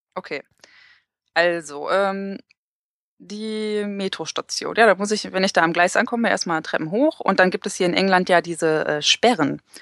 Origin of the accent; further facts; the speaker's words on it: Essen, North Rhine-Westphalia, Germany; moved away as an adult; also born or lived in Galway, Ireland; now in Newcastle upon Tyne, United Kingdom; ich komme ja selber aus Essen und äh, ursprünglich